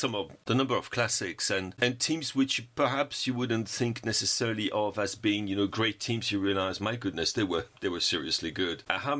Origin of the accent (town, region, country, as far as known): France